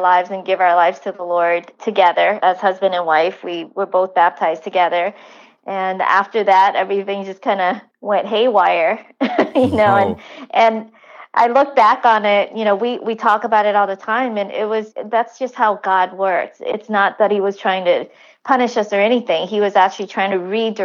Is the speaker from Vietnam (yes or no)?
yes; Vietnam; moved away; I was from Vietnam.